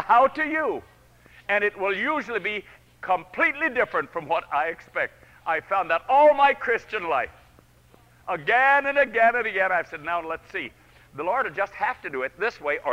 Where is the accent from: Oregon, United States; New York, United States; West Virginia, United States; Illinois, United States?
New York, United States; Lincoln Center; New York. That's my hometown